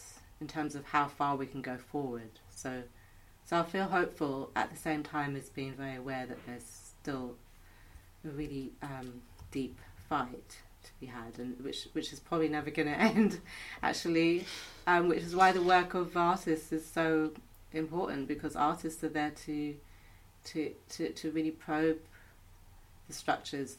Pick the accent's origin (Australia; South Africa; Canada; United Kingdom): United Kingdom; London; I'm a Londoner